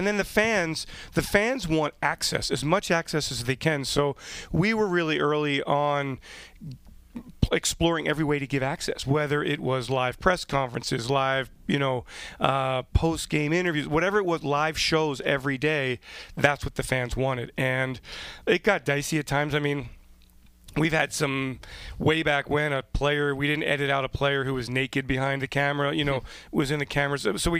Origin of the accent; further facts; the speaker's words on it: West Chester, Pennsylvania, United States; Westchester, my hometown